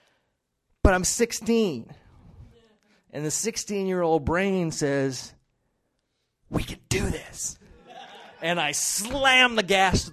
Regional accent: Arlington, Texas, United States; I grew up in Arlington, Texas, and I lived on Woodside Drive.

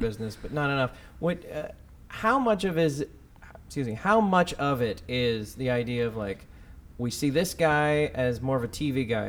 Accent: Texas, United States; moved away; I'm from Texas

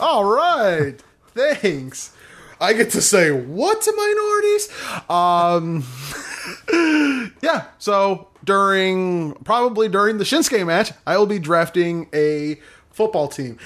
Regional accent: Michigan, United States; moved away; somewhere in my hometown

